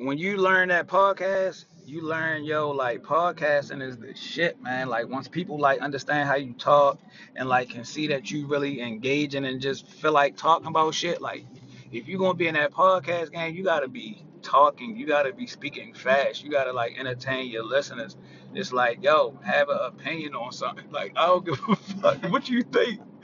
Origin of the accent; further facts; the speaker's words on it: Baltimore, Maryland, United States; 20 year West Side residence. I'm definitely from the West Side of Baltimore.